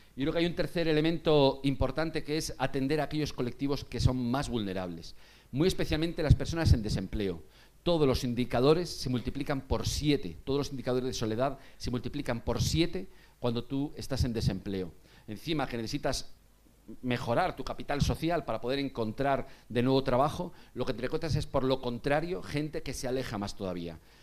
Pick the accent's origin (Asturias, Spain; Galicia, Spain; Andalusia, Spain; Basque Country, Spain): Galicia, Spain; Vigo; now in Madrid, Spain; yo soy de Vigo